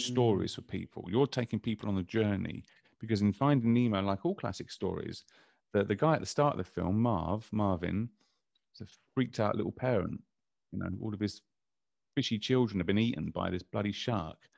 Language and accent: English; London, United Kingdom; I grew up in London